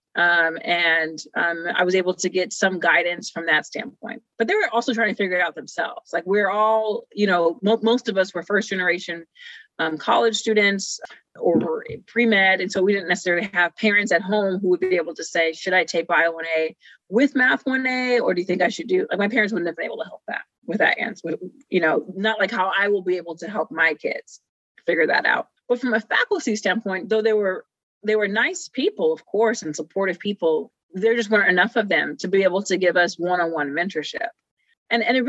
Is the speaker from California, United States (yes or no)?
yes; Rialto, California, United States; also born or lived in Pomona, California; I came from Rialto, California. Actually, I was born in Pomona, California, but then we moved to Rialto.